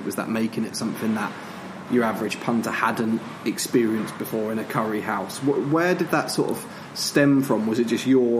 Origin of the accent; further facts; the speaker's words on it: Leeds, Yorkshire and the Humber, United Kingdom; also born or lived in Coventry; I'm from Leeds, and the kind of thing which I was thinking on the way down is when I was living in Coventry for the years